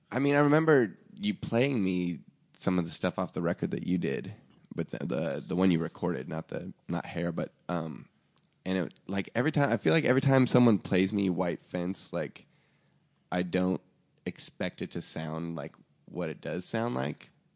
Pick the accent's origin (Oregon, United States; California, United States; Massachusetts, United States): Oregon, United States; Portland; moved away; also born or lived in Seattle, Washington; I grew up in, like, you know, a trailer park outside of Portland, Oregon, and then in, like, Seattle